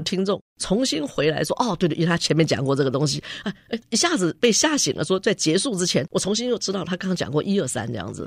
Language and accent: Chinese; Taiwan; moved away as an adult; 我们在台湾很多的教育里面